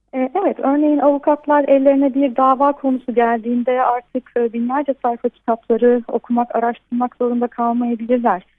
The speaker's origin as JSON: {"language": "Turkish", "country": "Turkey", "first_language": "Turkish", "moved": "yes", "lives_now": "Szeged, Hungary", "said": "güzel ülkeme ve güzel ülkemin güzel insanlarına"}